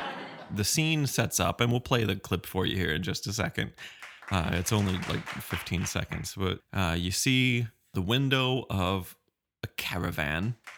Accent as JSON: {"language": "English", "country": "United States", "accent": "American", "said": "they didn't even recognize my funny American accent"}